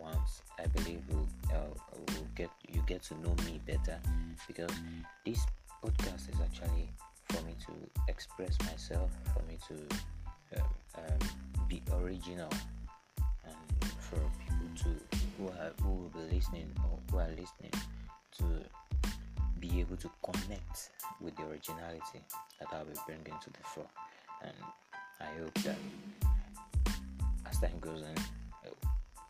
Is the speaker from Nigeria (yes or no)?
yes; Ondo, Nigeria; I'm a Nigerian. I'm from Ondo State